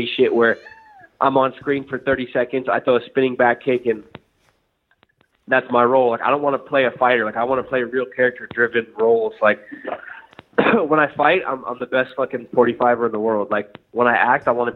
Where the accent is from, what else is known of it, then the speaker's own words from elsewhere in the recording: Northern California, United States; I'm from Northern California, and that sums up everyone I went to high school